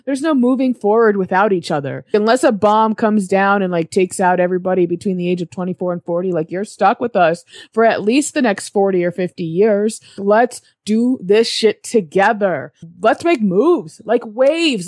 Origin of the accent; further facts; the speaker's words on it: New England, United States; I'm from New England, which means there's seasons